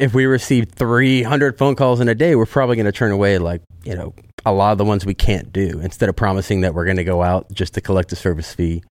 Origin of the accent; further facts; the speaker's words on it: San Antonio, Texas, United States; moved away as an adult; now in Austin, United States; I'm from San Antonio. I moved here in 2019